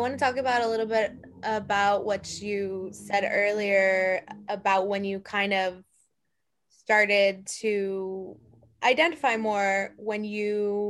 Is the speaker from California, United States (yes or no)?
no; El Paso, Texas, United States; growing up in El Paso, like that, I have seen Mexico a lot. Like you see it on the highway, you see it from certain areas of town.